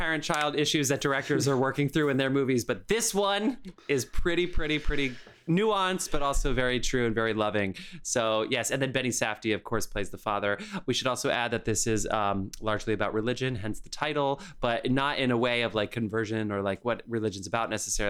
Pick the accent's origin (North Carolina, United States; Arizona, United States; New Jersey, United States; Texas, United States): New Jersey, United States; now in New York, United States; I'm from New Jersey and I live in the Upper West Side.